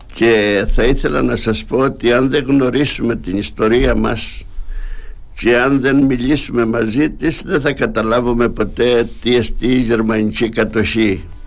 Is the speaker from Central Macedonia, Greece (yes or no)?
no; Amiras, Crete, Greece; στο χωριό Αμυρά που είναι και το χωριό μου